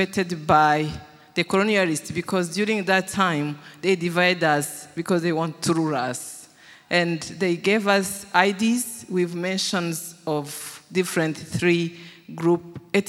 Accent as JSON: {"language": "English", "country": "Rwanda", "tie": "born or raised there", "said": "I was born in Rwanda, and I grew up in Rwanda"}